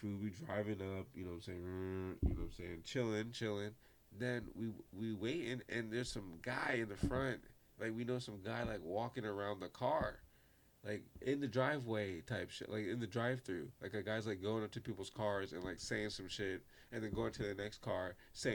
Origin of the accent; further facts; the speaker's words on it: New York City, New York, United States; I'm from Brooklyn.